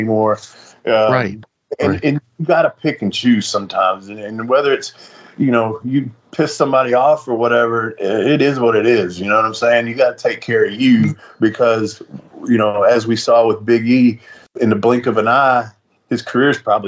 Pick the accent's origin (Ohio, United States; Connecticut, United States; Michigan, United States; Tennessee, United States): Tennessee, United States; Nashville; I was from Nashville, and I really liked working in the fairgrounds